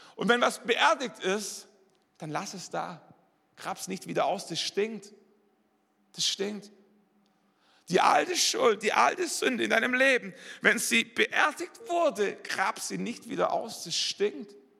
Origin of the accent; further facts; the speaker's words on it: Swabia, Germany; also born or lived in Wallerstein; als Schwabe